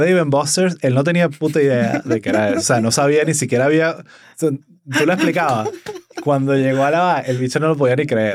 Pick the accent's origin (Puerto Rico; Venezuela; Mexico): Venezuela; now in Miami, United States; como comediante venezolano